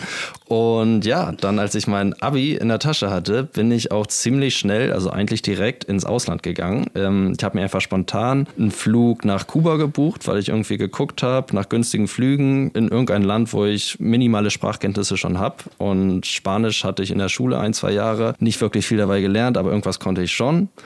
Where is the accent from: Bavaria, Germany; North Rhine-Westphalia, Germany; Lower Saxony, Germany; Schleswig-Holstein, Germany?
Schleswig-Holstein, Germany; Kiel; moved away; Ich komme aus Kiel ursprünglich und ja, geboren und aufgewachsen an der schönen Ostseeküste Deutschlands.